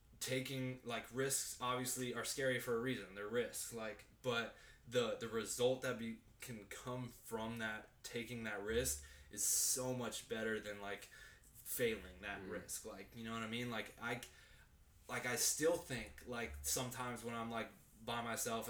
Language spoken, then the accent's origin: English; Arizona, United States; moved away as an adult; I come from Arizona, born and raised in Arizona